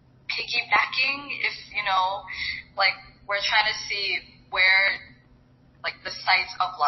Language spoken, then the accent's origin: English; Marshall Islands; I'm from the Marshall Islands.